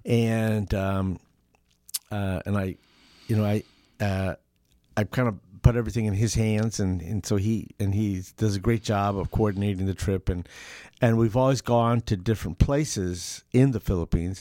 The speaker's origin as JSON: {"language": "English", "region": "Southern California", "country": "United States", "tie": "born or raised there", "said": "I, I grew up in Southern Cal"}